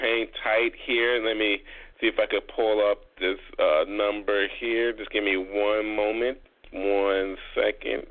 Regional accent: Chicago, Illinois, United States; moved away; I'm originally from Chicago

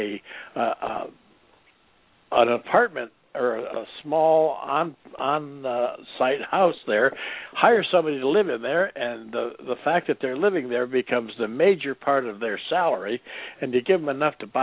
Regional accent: Midwest, United States; now in Arizona, United States; I'm from back in the Midwest, and I don't remember that being the case back in the Midwest. I don't remember back in the day when I was a young'un back there

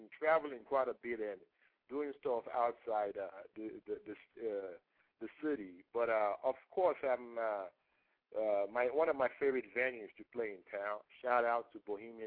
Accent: Nigeria; first language Yoruba; English is a second language; moved away; I was growing up in Nigeria

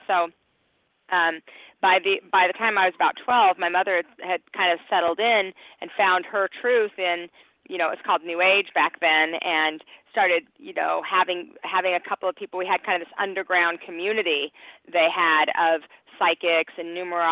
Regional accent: Salt Lake City, Utah, United States; also born or lived in Cheyenne, Wyoming; now in Glendale, United States; I was raised in Salt Lake City, Utah

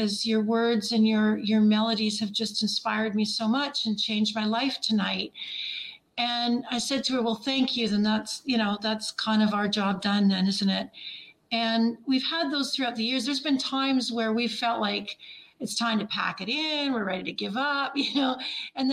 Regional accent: Ontario, Canada; moved away as an adult; also born or lived in Nashville, Tennessee; I'm from Ontario

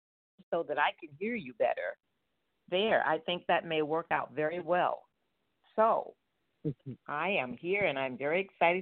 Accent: South Florida, United States; This is my hometown.

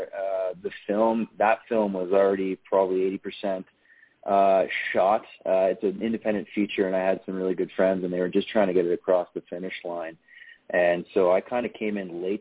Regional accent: Ottawa, Ontario, Canada; I grew up in Ottawa, Ontario, Canada, just outside of it in a very small town

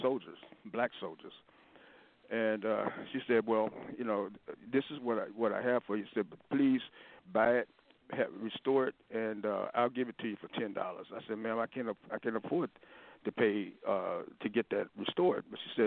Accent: Louisville, Kentucky, United States; I'm from Louisville, Kentucky

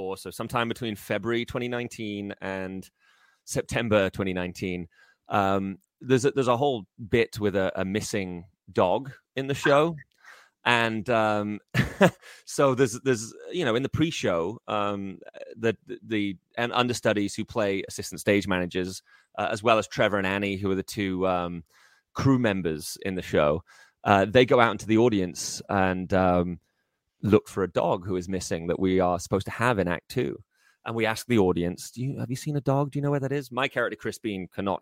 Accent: Liverpool, North West England, United Kingdom; moved away as an adult; now in United States; I grew up in Liverpool

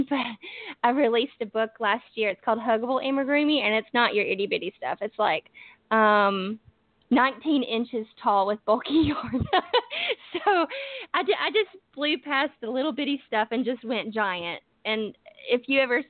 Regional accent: northern Alabama, United States; accent: southern; I am from Alabama. I'm from the northern part of Alabama

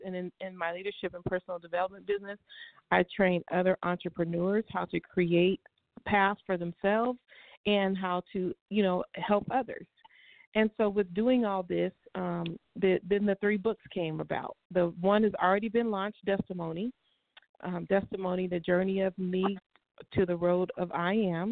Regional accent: Bakersfield, California, United States; also born or lived in Pasadena, California / Inland Empire, California; I was born in Pasadena, California, raised in Bakersfield, and moved back out to the IE area back early in the, I think 1993. But I'm a Southern California girl, born and raised.

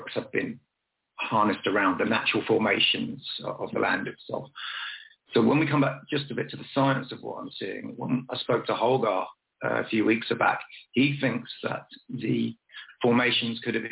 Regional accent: Dorset, South West England, United Kingdom; my hometown of Dorset

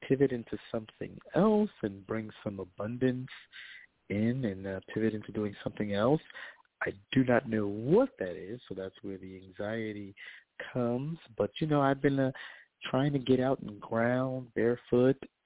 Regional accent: New York, United States; I'm from New York.

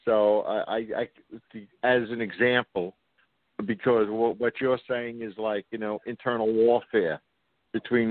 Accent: New York City, New York, United States; I'm from New York City

